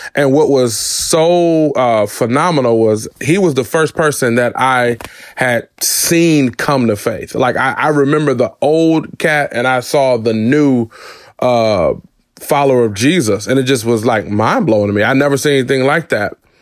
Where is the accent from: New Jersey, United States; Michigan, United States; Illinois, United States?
Michigan, United States; Detroit; I was born and raised in Detroit, Michigan